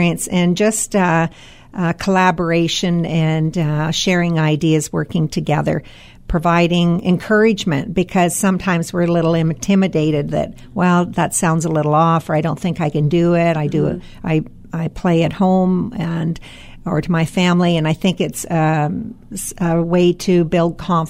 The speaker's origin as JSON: {"language": "English", "town": "Collingwood", "region": "Ontario", "country": "Canada", "tie": "born or raised there", "said": "growing up in Collingwood"}